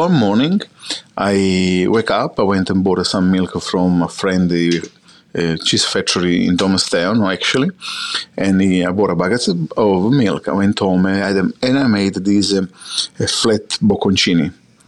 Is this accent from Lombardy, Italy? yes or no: no; Sicily, Italy; born or raised there; English is a second language; moved away as an adult; now in Australia